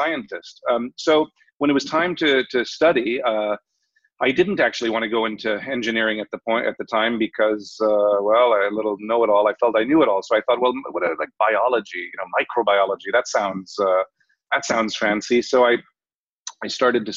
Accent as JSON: {"language": "English", "town": "Los Angeles", "region": "California", "country": "United States", "tie": "born or raised there", "also_born_or_lived": "Ireland", "moved": "yes", "said": "I grew up in Los Angeles. Between Los Angeles and Europe, actually, all my summers and winters were in either Germany or France or England or Ireland."}